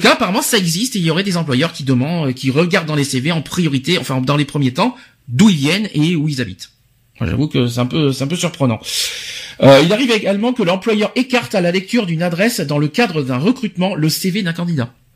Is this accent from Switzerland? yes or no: no; Paris, Île-de-France, France; en tant que Parisien